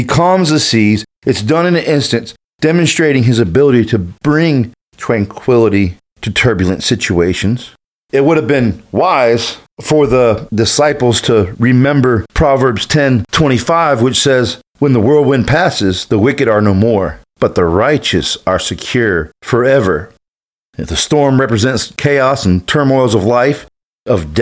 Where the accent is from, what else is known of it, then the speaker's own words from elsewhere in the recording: Panama City Beach, Florida, United States; I grew up in Panama City Beach